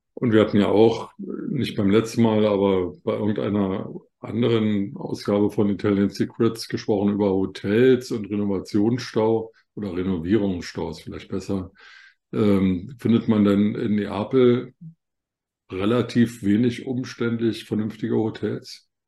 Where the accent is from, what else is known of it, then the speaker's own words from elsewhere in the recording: Germany; bei uns in Deutschland